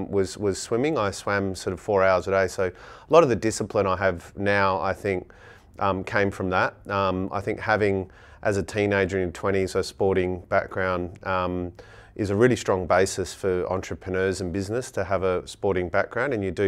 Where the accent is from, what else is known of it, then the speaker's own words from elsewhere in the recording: Gooseberry Hill, Western Australia, Australia; So I grew up in Gooseberry Hill, went to Gooseberry Hill Primary School, so I grew up in the hills.